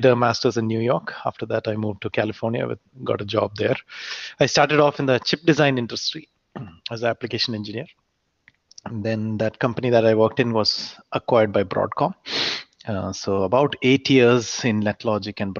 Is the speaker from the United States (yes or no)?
no; Kuwait; moved away; also born or lived in India; so I was not born in India actually. I was born in Kuwait. So mm. in my whole school time, I was in Kuwait